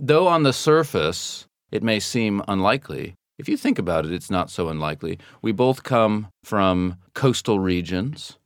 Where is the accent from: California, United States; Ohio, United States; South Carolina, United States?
California, United States; moved away as an adult; now in London, United Kingdom; growing up in California